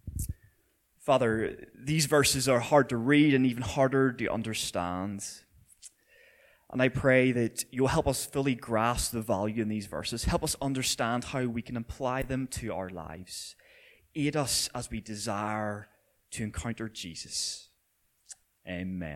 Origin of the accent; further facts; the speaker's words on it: Belfast, Northern Ireland, United Kingdom; also born or lived in Millisle; I grew up not so far from here in my teenage years in Orangefield, so I spent a lot of time running around these streets causing havoc.